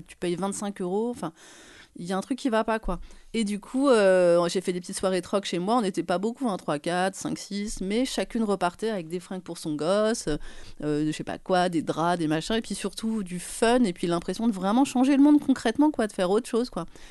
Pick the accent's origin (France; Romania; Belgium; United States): France; Paris, Île-de-France; Nous, on est parisiens, enfin moi je suis parisienne